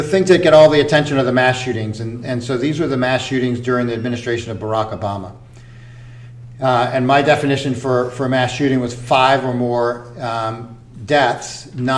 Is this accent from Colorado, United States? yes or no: no; Louisiana, United States; moved away; I grew up in Louisiana